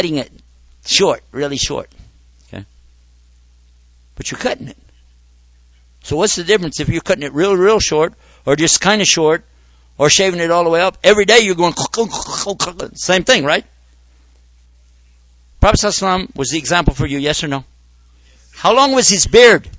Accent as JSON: {"language": "English", "country": "United States", "said": "in my society as an American"}